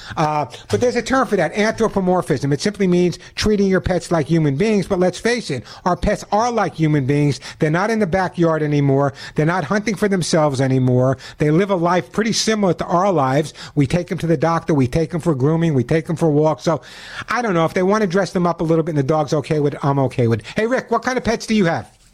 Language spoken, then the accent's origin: English; Long Island, New York, United States; When I was growing up on Long Island